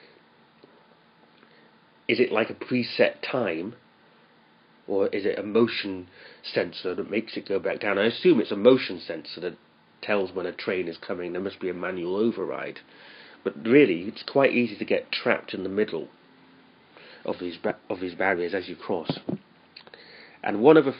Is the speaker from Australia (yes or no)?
no; United Kingdom; now in Japan; where I'm from Britain